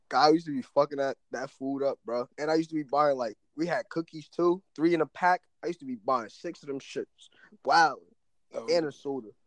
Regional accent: Piscataway, New Jersey, United States; moved away as an adult; also born or lived in South Plainfield, New Jersey; now in Virginia, United States; I moved to Piscataway, fifth grade, whatever, whatever. So originally I was from South Plainfield, so then I moved out to uh, Piscataway

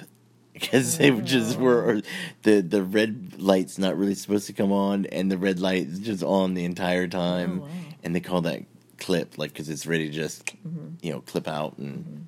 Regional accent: California, United States; growing up in California in a coastal beach community

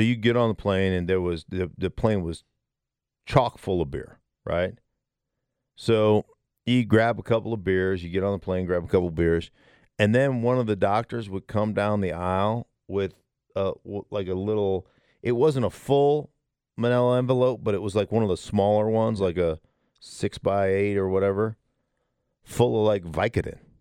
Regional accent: Alaska, United States; now in Denver, United States; I grew up in Alaska

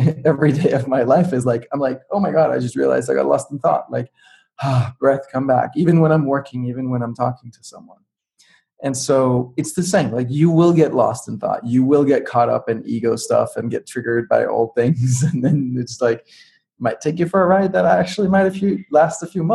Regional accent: Denmark; I grew up in Denmark, and I grew up with computers and software

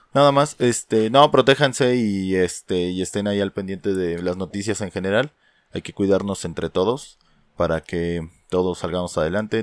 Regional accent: Mexico; nosotros como cultura mexicana

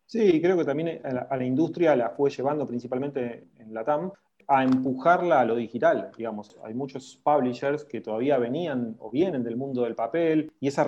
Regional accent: Argentina; Nosotros somos latinos, argentinos

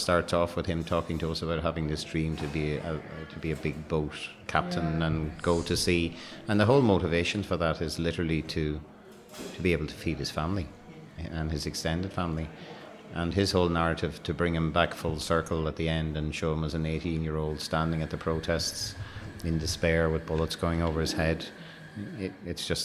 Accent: Ireland; we're Irish

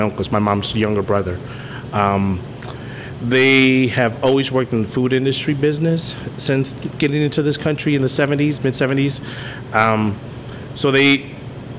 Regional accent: Arlington, Virginia, United States; born or raised there; also born or lived in Providence, Rhode Island / La Union, El Salvador

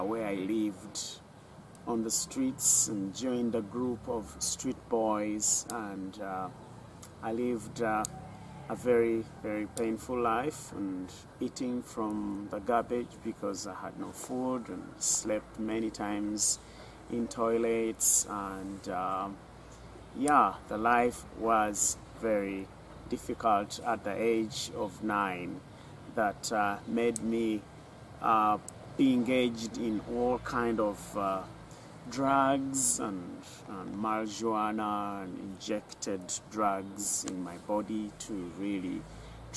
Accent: Bushenyi, Western Region, Uganda; I was born in Bushenyi

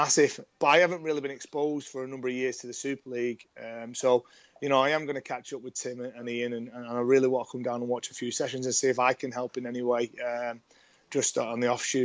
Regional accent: Salford, North West England, United Kingdom; moved away as an adult; also born or lived in Australia; we're from Salford. We're very proud of that fact. You know, we're extremely honoured to come from Salford

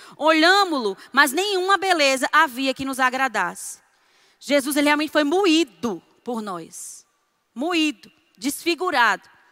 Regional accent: Northeast Region, Brazil; Eu, eu não nasci na, no Nordeste, mas cresci, graças a Deus. É, antigamente, aqui no Nordeste

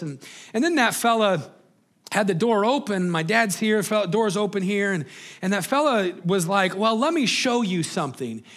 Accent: Greeley, Colorado, United States; we grew up in Greeley, Colorado

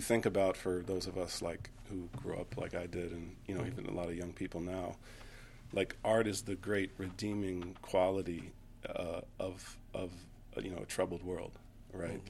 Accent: Milwaukee, Wisconsin, United States; moved away as an adult; now in Chicago, United States; growing up in Milwaukee

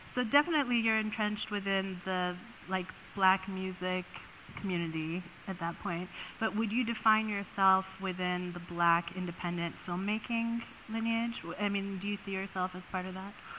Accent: Oakland, California, United States; I grew up in Oakland, in the east part of California

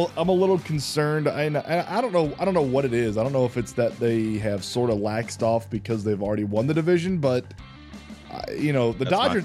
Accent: Albany, Georgia, United States; I was born in Albany. I was born near Florida

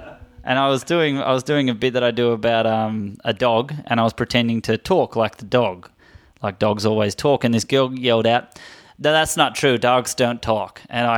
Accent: Melbourne, Victoria, Australia; now in United States; I grew up in Melbourne.

